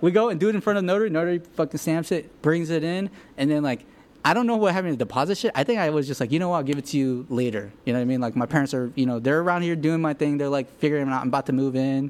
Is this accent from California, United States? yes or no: yes; Los Angeles, California, United States; also born or lived in Korea; I'm from L A.